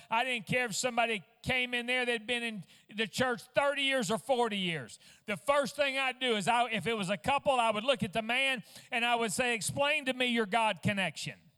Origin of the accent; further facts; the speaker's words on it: Fort Smith, Arkansas, United States; also born or lived in West Virginia; I was born in West Virginia and, and I was only like two weeks old whenever we uh, moved to Fort Smith, Arkansas